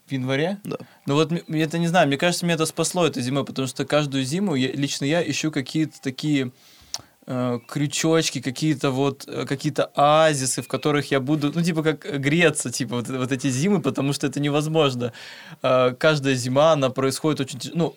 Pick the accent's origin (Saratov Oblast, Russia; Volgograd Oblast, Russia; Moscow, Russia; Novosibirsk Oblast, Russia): Novosibirsk Oblast, Russia; Berdsk; я сам типа из Берска, это Новосибирская